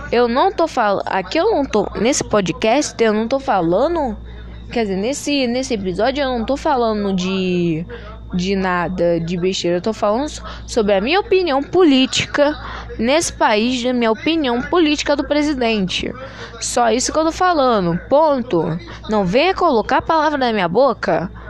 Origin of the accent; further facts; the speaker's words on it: Brazil; born there; Tô no lado do meu país, do país onde eu vivo, no país onde eu moro, no país onde eu nasci.